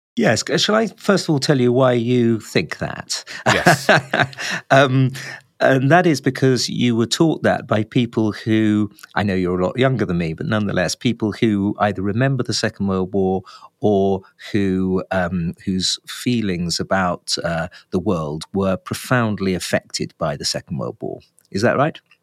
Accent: England, United Kingdom; I'm an Englishman

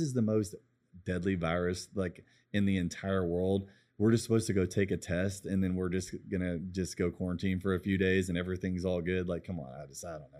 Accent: United States; I love being American.

